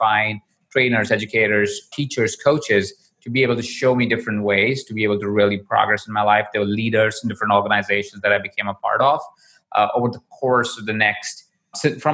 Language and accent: English; Jaipur, Rajasthan, India; I was born in Jaipur. I was 20 in a household of about 23 other people. Jaipur is a small town in India. That's where I was born. And I grew up there as well.